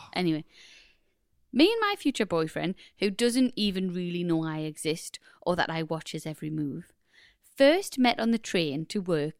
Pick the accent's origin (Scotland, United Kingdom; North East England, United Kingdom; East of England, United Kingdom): North East England, United Kingdom; Newcastle; I'm originally from Newcastle, but the better side of the river.